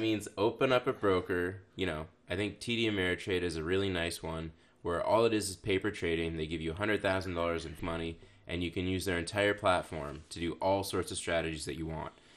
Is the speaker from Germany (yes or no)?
no; Canada; I'm Canadian